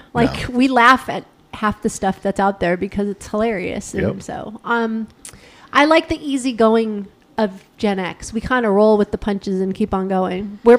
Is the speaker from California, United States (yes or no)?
yes; Los Angeles, California, United States; Grew up in one house and one house only in Sun Valley, California. It's a little town.